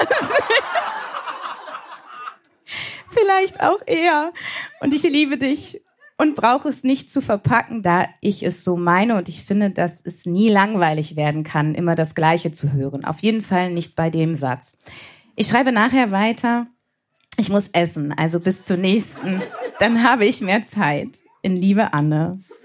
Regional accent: Bremen, Germany; ich komme aus Bremen

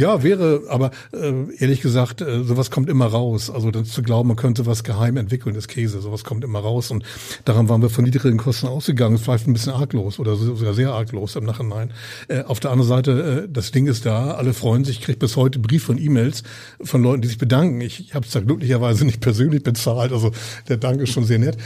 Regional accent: Hamburg, Germany; also born or lived in Berlin; ich bin, bin Hamburger und Norddeutscher durch und durch

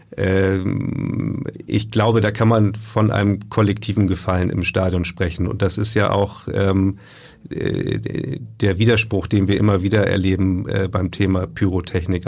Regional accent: Lübeck, Schleswig-Holstein, Germany; ich bin ja gebürtiger Lübecker

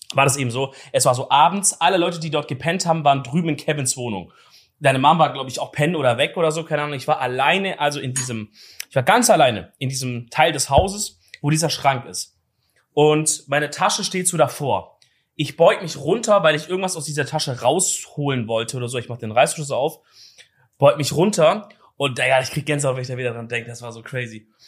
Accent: Swabia, Baden-Württemberg, Germany; moved away; als Schwabe

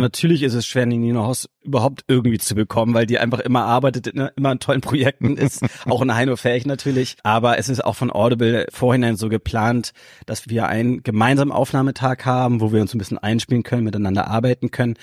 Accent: Hamburg, Germany; ich bin hier aufgewachsen in Hamburg

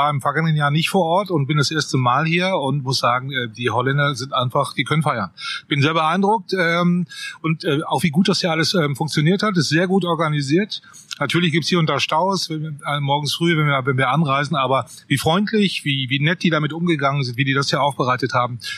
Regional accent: North Rhine-Westphalia, Germany; Als beinahe Kölner kann ich sagen, ich komme aus der Gegend.

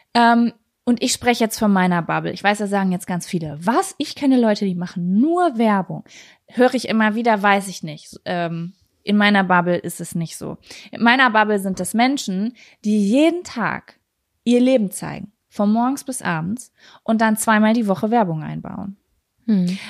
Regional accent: Lübbecke, North Rhine-Westphalia, Germany; moved away; also born or lived in Berlin; dass ich gerade hier in meiner Heimatstadt bin

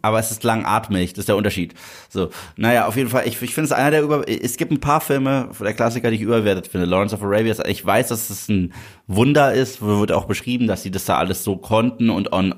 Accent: Germany; du hörst sie nicht deutsch an. Mhm. Habe ich gesagt, doch bin ich.

